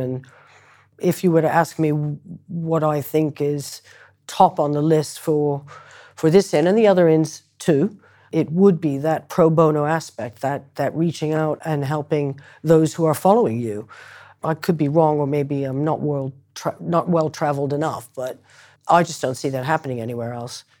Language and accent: English; Concord, Massachusetts, United States; moved away; also born or lived in Ireland; I was adopted from Ireland by, uh, American parents and, um, uh, grew up in Concord, Massachusetts